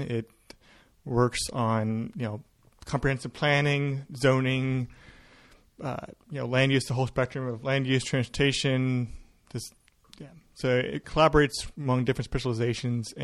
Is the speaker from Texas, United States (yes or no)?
no; Kannapolis, North Carolina, United States; moved away as an adult; now in Portland, United States; growing up in the South with where my actual home is located in Kannapolis, North Carolina